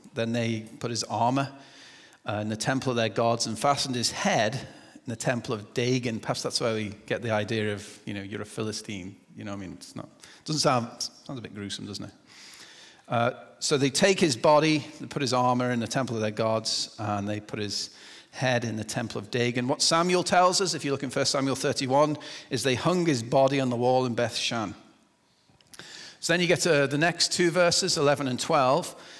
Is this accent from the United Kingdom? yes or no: yes; England, United Kingdom; moved away; I'm English